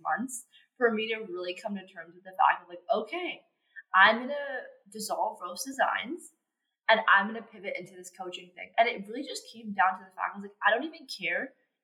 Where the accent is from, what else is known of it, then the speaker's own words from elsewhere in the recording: Canada; I'm from Canada